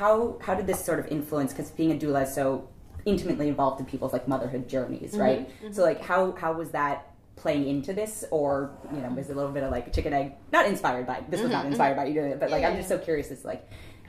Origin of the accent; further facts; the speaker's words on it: Oakland, California, United States; I'm from Oakland.